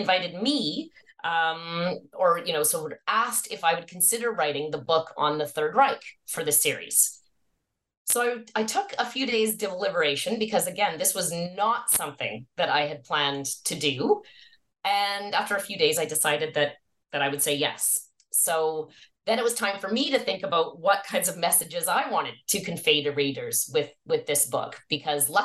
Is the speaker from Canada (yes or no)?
yes; Victoria, British Columbia, Canada; also born or lived in Montreal, Quebec / Vancouver, British Columbia / Cambridge, United Kingdom; I grew up in Victoria, British Columbia, although I was born in Montreal, Quebec